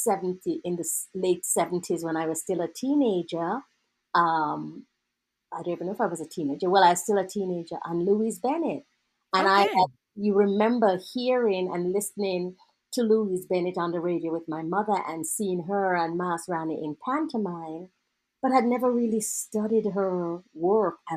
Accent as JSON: {"language": "English", "country": "Jamaica", "tie": "born or raised there", "also_born_or_lived": "California", "moved": "yes", "said": "I grew up in Jamaica in a black society"}